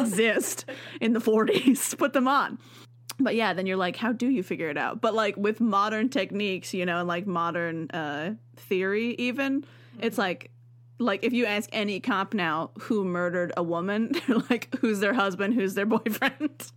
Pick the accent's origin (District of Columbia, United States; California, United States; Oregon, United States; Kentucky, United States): Oregon, United States; also born or lived in Washington; I'm not really from Oregon, because my parents moved here before I was one.